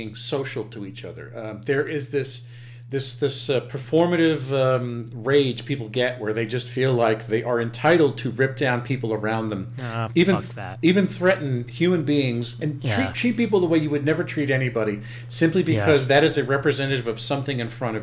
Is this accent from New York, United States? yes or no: yes; Long Island, New York, United States; I grew up on Long Island